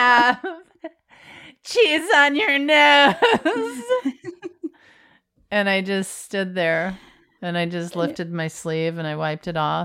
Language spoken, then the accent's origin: English; Florida, United States; And I'm from Florida.